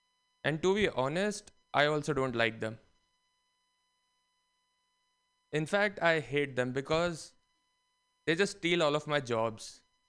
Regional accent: India; But it's tough being unique as an Indian. There's like a billion of us.

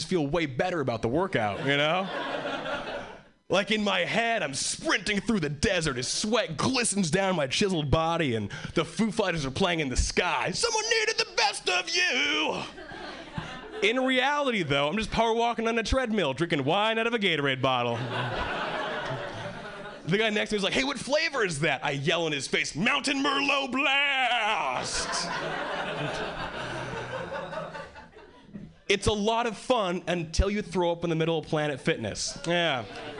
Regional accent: Hawaii, United States; moved away as an adult; now in Boston, United States; I originally was born and raised in Hawaii, and 3 years ago, I moved to Boston

